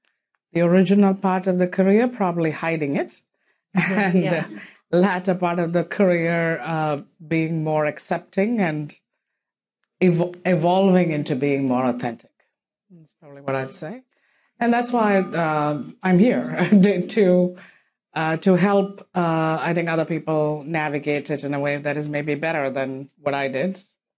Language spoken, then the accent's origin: English; India; now in United States; how I grew up, because I grew up in India